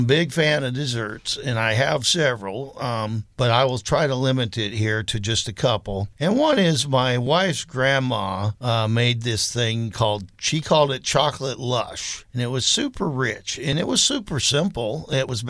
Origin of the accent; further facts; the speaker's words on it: the South, United States; moved away; growing up in the South